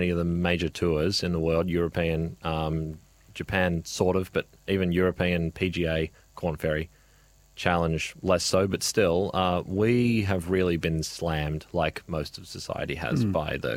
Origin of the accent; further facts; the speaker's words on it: Melbourne, Victoria, Australia; moved away as an adult; also born or lived in Florida; I'm from Melbourne